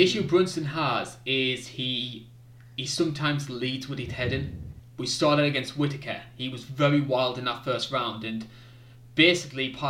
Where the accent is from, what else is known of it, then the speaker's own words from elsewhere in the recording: United Kingdom; I'm a Brit